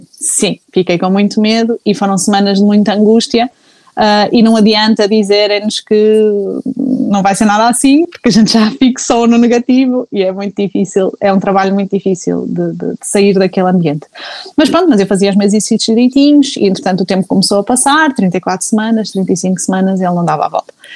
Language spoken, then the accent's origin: Portuguese; Porto, Norte, Portugal; sou do Porto